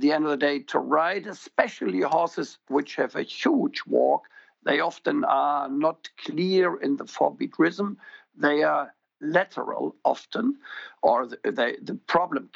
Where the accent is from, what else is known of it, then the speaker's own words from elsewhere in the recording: Germany; I'm from Germany